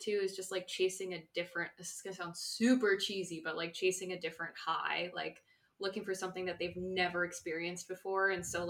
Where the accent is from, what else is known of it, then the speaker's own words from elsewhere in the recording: West Coast, United States; I'm from the West Coast.